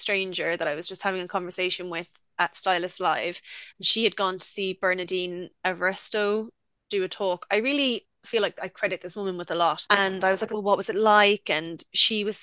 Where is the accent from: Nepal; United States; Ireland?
Ireland; Limerick, Munster; moved away as an adult; now in United Kingdom; I went to art college in my hometown, Limerick School of Art and Design.